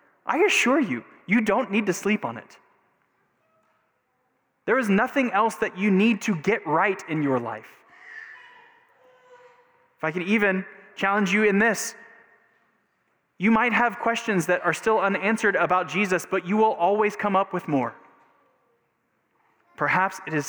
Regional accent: Texas, United States; growing up in Texas in the 80s or the 90s, like all good Texans have had a moment of baptism

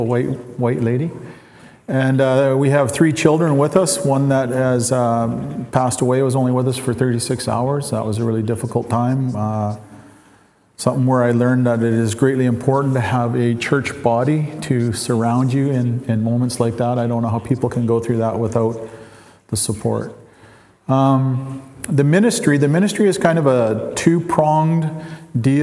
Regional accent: Leq'á:mel First Nation, British Columbia, Canada; I am from Lakamel. Lakamel is east of Mission.

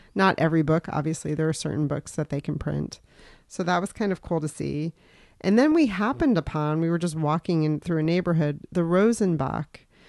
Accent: Yellow Springs, Ohio, United States; somebody that I grew up with in Yellow Springs, Ohio

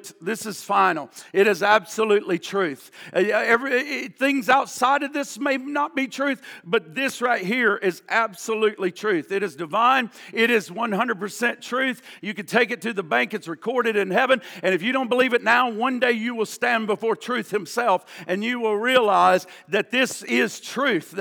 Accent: the Bible Belt, the South, United States; I grew up in the Bible Belt

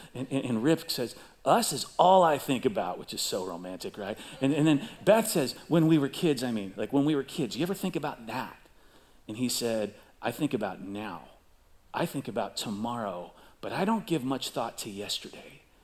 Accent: Chicago, Illinois, United States; I grew up in Chicago

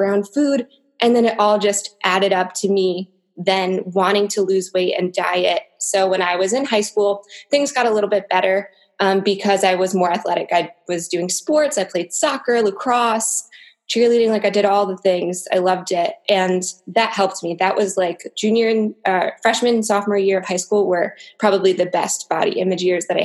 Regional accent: Connecticut, United States; now in New Jersey, United States; I grew up in Connecticut and now I live in New Jersey

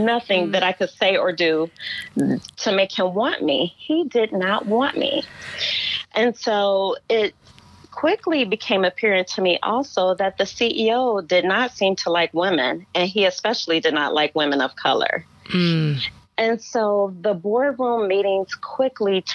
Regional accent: Cleveland, Ohio, United States; moved away as an adult; also born or lived in Hudson Valley, New York / Muskogee, Oklahoma / Shreveport, Louisiana; I grew up in Cleveland, Ohio, Midwestern girl like yourself

